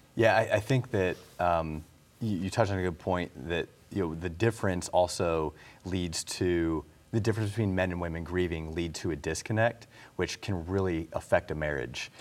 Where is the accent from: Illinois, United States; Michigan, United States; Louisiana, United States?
Illinois, United States; now in North Carolina, United States; we're both from Illinois